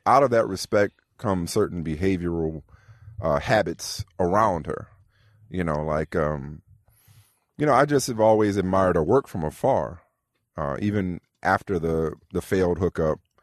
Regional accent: New Orleans, Louisiana, United States; I'm from New Orleans

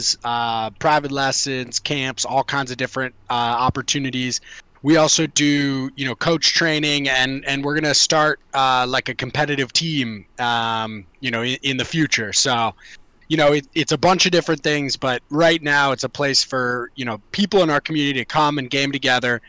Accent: Montgomery County, Maryland, United States; I grew up in Montgomery County and Montgomery County swimming

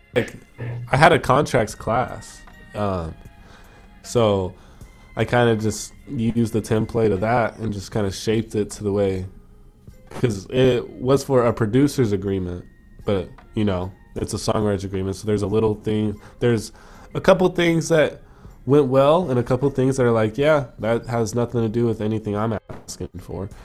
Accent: United States; now in Toronto, Canada; I'm an American citizen

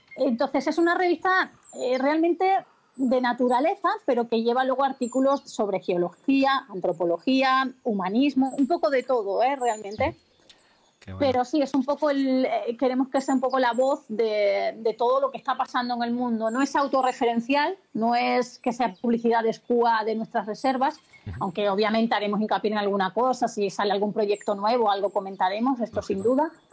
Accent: Extremadura, Spain; yo en Extremadura, al final con este tipo de trabajo, eh, reconozco que no estoy mucho tiempo, no todo el que quisiese, pero es verdad, los, eh, veranos cada vez son mucho más secos allí, en mi tierra

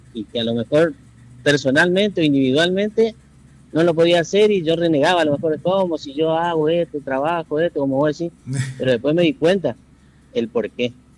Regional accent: Presidencia Roque Sáenz Peña, Chaco, Argentina; yo soy nacido y criado en, en Presidencia de Roque Peña.

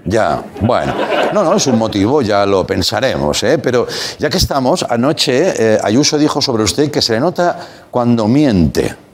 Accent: Catalonia, Spain; Yo como catalán

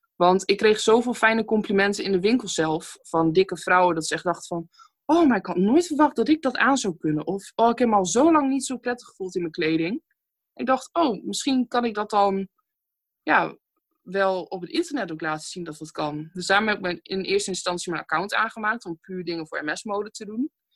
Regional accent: Stadskanaal, Groningen, Netherlands; ik kom uit Stadskanaal, geboren en getogen. Stadskanaal is een heel klein dorpje ergens in Groningen

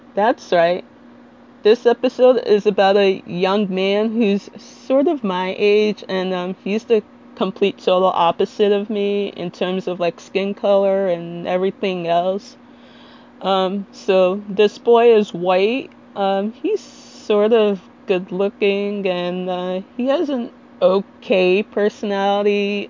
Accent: Little Ferry, New Jersey, United States; I'm from Little Ferry, New Jersey, which, if you're not familiar with, it's in Bergen County, the neighboring town between Hackensack and Teaneck.

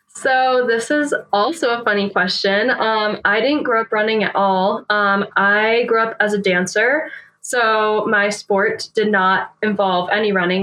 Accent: New Hampshire, United States; moved away as an adult; now in Fort Collins, United States; I grew up in New Hampshire, um, so East Coaster

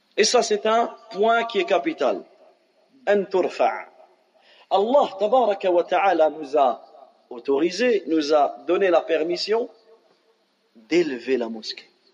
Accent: France; on a grandi en France

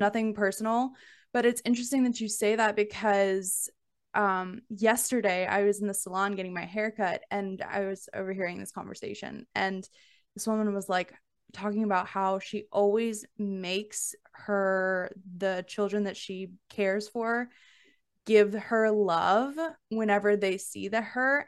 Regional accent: Alabama, United States; growing up in the South, like, I'm from Alabama

